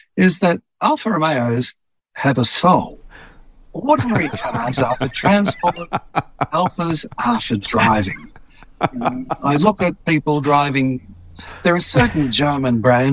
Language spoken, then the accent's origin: English; Petrie, Queensland, Australia; As a boy growing up in Petrie, which back then was a little country town outside Brisbane